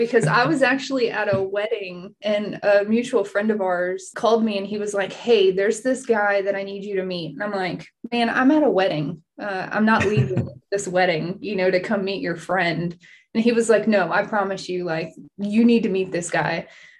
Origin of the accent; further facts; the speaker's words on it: Houston, Texas, United States; So actually, I grew up in Houston, actually like maybe 45 minutes from him.